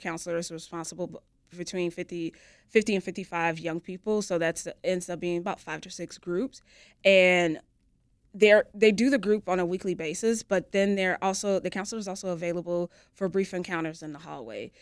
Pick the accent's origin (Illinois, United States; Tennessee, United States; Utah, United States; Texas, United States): Illinois, United States; Chicago; I was born here in Chicago